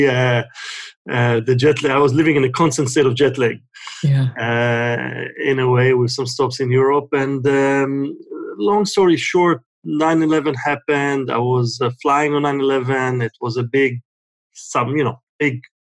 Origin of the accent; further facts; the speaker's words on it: Israel; moved away as an adult; now in United States; I was born and raised in Israel